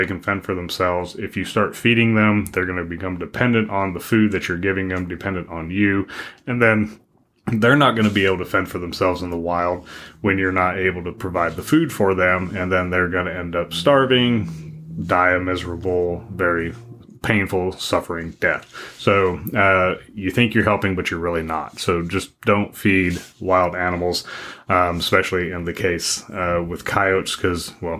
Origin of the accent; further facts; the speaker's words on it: Wyoming, United States; where I grew up in Wyoming, if we were driving out in the back country